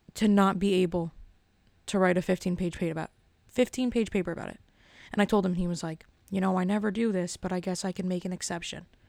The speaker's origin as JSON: {"language": "English", "town": "Elizabeth", "region": "New Jersey", "country": "United States", "said": "I'm from Elizabeth"}